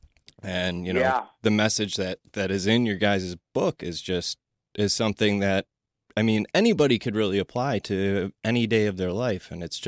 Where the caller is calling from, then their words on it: Detroit, Michigan, United States; I'm calling you from Detroit